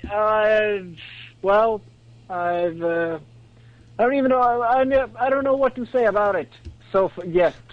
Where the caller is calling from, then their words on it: Sweden; from uh, Sweden.